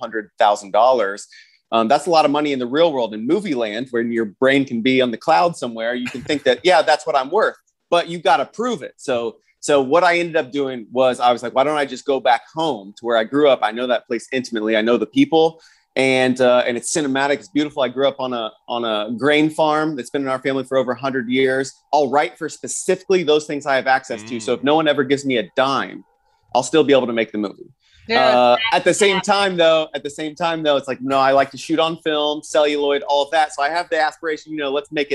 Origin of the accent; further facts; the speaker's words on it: Wabash, Indiana, United States; moved away; I am currently in Wabash, Indiana, which is my hometown. That's where I grew up